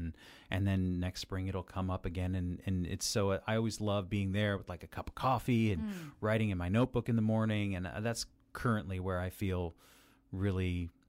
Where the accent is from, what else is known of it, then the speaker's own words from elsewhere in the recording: Las Vegas, Nevada, United States; I was born and raised in Las Vegas, but I don't consider that home